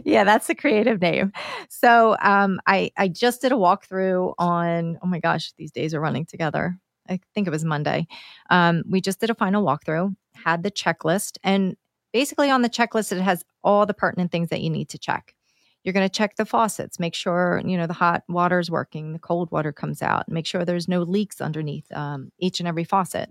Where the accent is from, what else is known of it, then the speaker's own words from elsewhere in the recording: Downingtown, Pennsylvania, United States; my hometown, Downingtown here